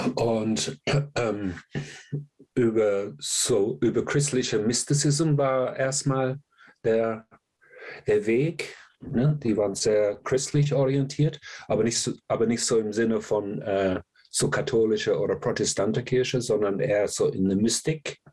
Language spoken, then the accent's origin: German; England, United Kingdom; moved away; ich komme aus England, ich war in England, bin ich aufgewachsen